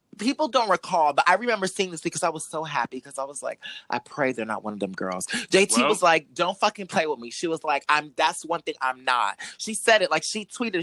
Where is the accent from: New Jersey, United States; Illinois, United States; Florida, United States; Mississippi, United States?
Florida, United States; Miami; we're all from Miami